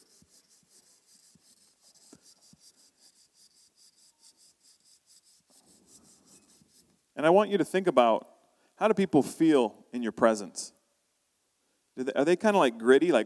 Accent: United States; moved away as an adult; now in Canada; I'm from the U.S., I'm American

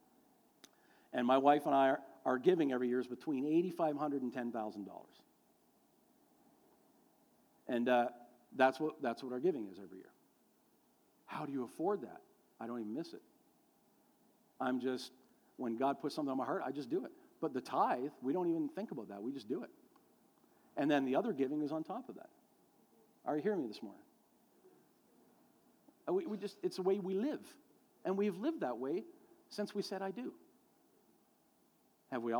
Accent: Canada; here in Canada

